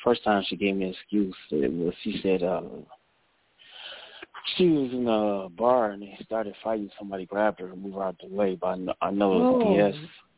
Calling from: Cleveland, Ohio, United States; I'm calling from Cleveland, Ohio.

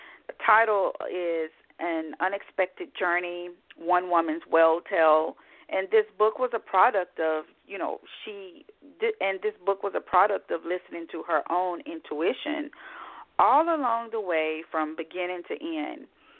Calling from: Scottsdale, Arizona, United States; I'm in Scottsdale this morning. I'm calling from Scottsdale here to speak with you, so the weather is pretty much the same, no significant differences.

